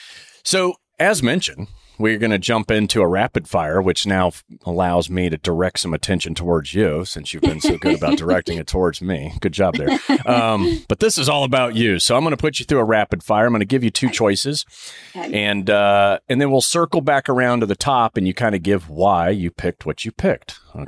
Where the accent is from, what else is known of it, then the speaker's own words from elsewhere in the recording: Saudi Arabia; because as a kid growing up in Saudi, which is the most extreme religious state, you know, you could live